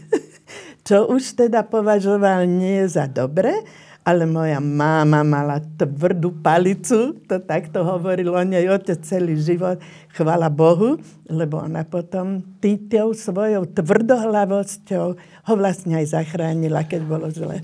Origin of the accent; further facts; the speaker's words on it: Brno, South Moravian Region, Czechia; Narodila som sa v Brne, odkiaľ pochádzala moja maminka